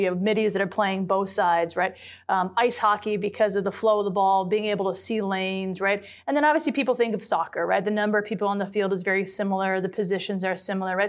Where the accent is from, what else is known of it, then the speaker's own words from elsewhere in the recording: Lansing, Michigan, United States; I am a product of the state of Michigan. So my high school had, I'm from the Lansing area